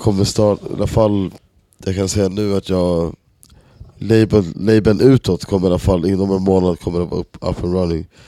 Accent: Stockholm, Stockholm County, Sweden; moved away as an adult; now in Berlin, Germany; jag kommer från Enskededalen liksom i Stockholm och många av mina polare som man är uppväxt med

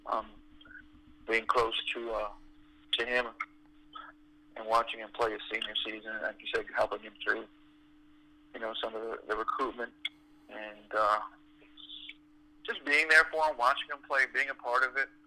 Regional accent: Toronto, Ontario, Canada; moved away; also born or lived in Montreal; because I'm from Toronto. I grew up in Toronto, and so I still have family there.

